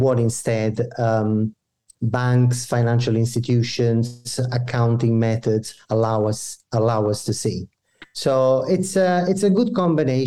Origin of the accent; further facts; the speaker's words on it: Italy; moved away as an adult; now in Canada; I was born and I grew up in Italy. I developed myself professionally there